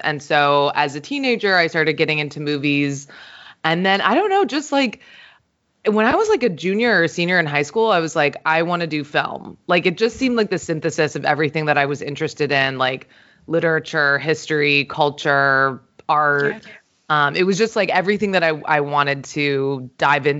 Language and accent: English; St. Croix, U.S. Virgin Islands; when I was growing up, I'm from a small island in the Caribbean. I'm from St. Croix in the U.S. Virgin Islands